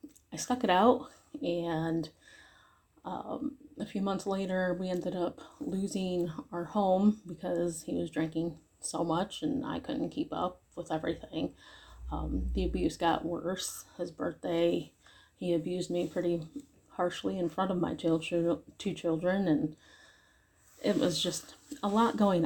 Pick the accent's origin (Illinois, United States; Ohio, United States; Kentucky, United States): Ohio, United States; Cleveland; I'm from Northeast Ohio area, around the Cleveland area